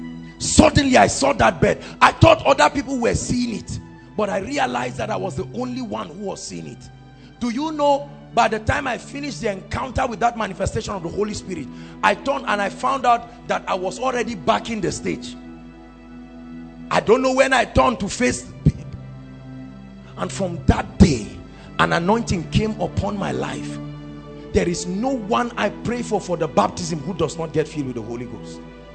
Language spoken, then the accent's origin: English; Zaria, Kaduna State, Nigeria; I came from Zaria with a hunger.